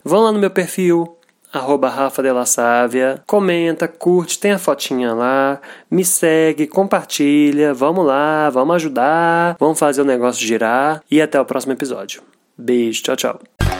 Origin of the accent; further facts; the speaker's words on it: Minas Gerais, Brazil; Eu sou de Minas